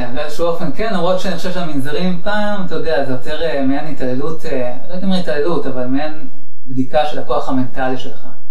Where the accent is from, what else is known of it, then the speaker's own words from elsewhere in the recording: Israel; אני מכיוון שגדלתי, נולדתי בישראל